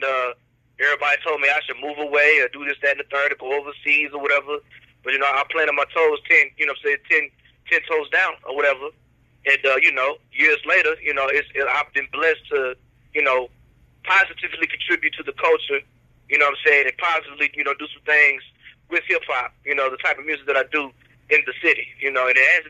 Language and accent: English; Oklahoma, United States; moved away as an adult; now in Louisiana, United States; I moved to Louisiana from Oklahoma back in 2002.